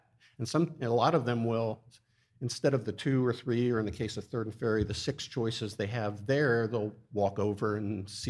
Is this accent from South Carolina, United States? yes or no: no; Wilson, Pennsylvania, United States; moved away as an adult; also born or lived in Maryland; now in Easton, United States; Born in 61, born and raised in Wilson, went to Wilson High, class of 79.